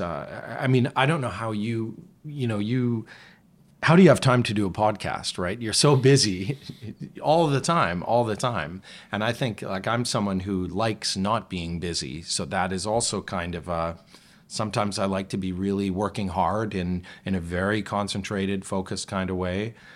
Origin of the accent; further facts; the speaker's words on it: Calgary, Alberta, Canada; moved away; also born or lived in Toronto; where I grew up in Calgary